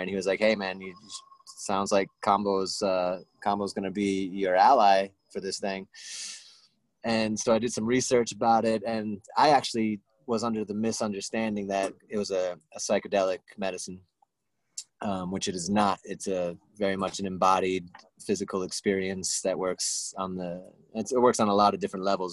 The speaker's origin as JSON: {"language": "English", "region": "Rhode Island", "country": "United States", "tie": "born or raised there", "said": "I came back to Rhode Island, and that's when I met you and met a lot of really beautiful people uh, in, in New England, in my hometown"}